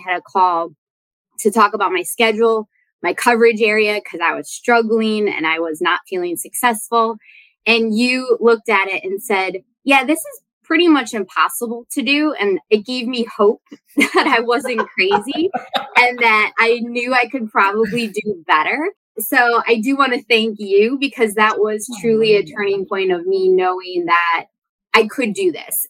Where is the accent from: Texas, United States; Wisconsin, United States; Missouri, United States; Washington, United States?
Wisconsin, United States; moved away; that is my home state